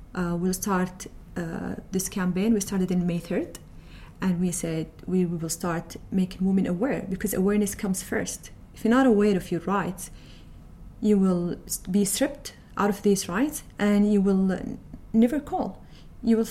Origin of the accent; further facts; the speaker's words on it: Saudi Arabia; I work in the Arabian Oil Company as IT specialist, and I'm from Saudi Arabia